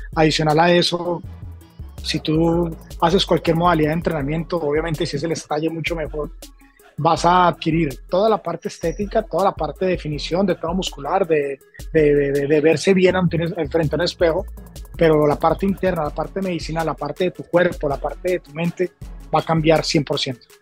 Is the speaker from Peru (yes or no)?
no; Colombia; moved away as an adult; also born or lived in Los Angeles / New York; now in Miami, United States; primero comencé en mi país, ¿no? En Colombia.